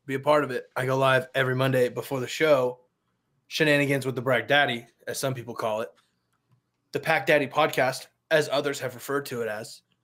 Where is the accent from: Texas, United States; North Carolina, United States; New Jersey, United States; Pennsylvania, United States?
Texas, United States; I grew up in Texas and it was really hot